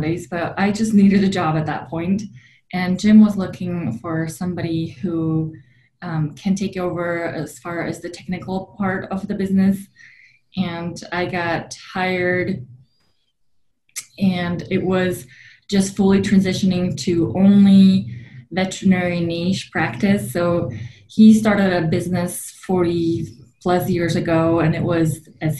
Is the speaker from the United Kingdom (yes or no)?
no; Slovakia; moved away as an adult; now in United States; I was born and raised in Slovakia, which is in the heart of Europe